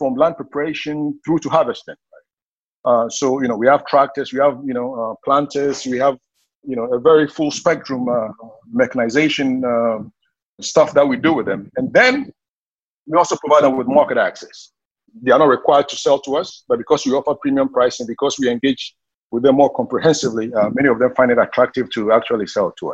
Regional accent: Ghana; moved away as an adult; also born or lived in Seattle, United States; I'm originally from Ghana, based in Ghana now. I left for the U.S. after high school

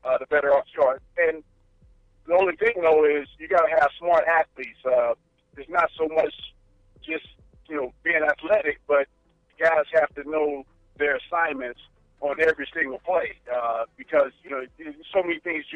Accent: St. Louis, Missouri, United States; moved away as an adult; also born or lived in Fayetteville, Arkansas; I was coming from St. Louis. I was a city guy. I grew up in the city.

